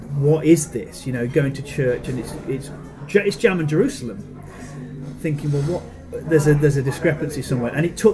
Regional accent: Newcastle-under-Lyme, West Midlands, United Kingdom; moved away as an adult; also born or lived in Birmingham; I was born in Birmingham. Yeah, but I was raised from the age of three in Newcastle-under-Lyme, which is just outside Stoke-on-Trent.

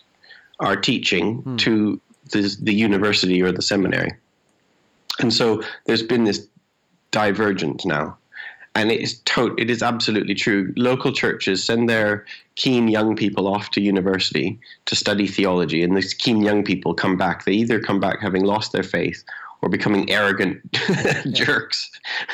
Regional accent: Canada; moved away as an adult; now in England; I'm Canadian, but I live in England

